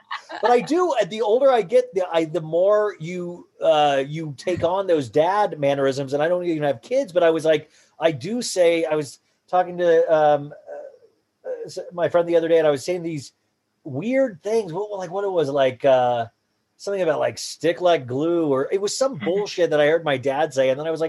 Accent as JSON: {"language": "English", "town": "Columbus", "region": "Ohio", "country": "United States", "tie": "born or raised there", "said": "Yeah, that's where I was born, in Columbus, Ohio. And that's where my parents lived their whole lives, or Buckeyes, Ohio State."}